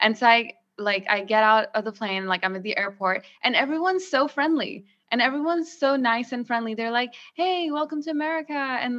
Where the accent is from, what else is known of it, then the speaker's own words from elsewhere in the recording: Pakistan; moved away; So when I grew up in Pakistan, I didn't have as much freedom.